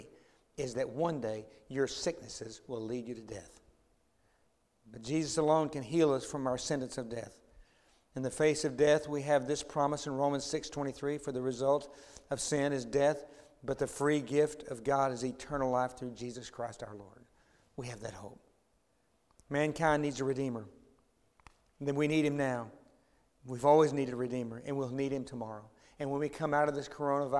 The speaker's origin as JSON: {"language": "English", "town": "Dallas", "region": "Texas", "country": "United States", "tie": "born or raised there", "also_born_or_lived": "DeSoto, Texas", "said": "I grew up in Oak Cliff and then moved to DeSoto, Texas, and joined a church out there"}